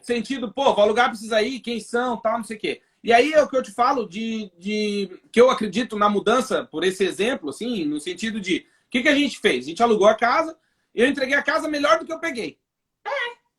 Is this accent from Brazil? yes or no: yes; Brazil; moved away as an adult; now in Portugal; Falei, do Brasil.